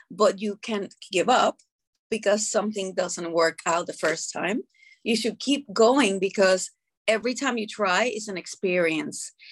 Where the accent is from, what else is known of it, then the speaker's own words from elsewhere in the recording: Puerto Rico; I am from Puerto Rico